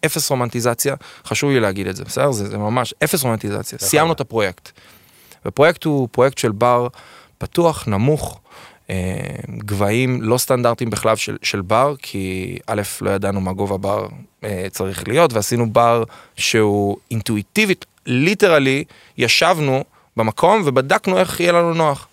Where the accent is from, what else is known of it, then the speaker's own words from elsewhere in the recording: Ness Ziona, Central District, Israel; also born or lived in Beersheba / Rehovot; אני גדלתי עם, בנס ציונה, שזה עיר מולדתי, אני קורא לה, למרות שאני נולדתי בפועל בבאר שבע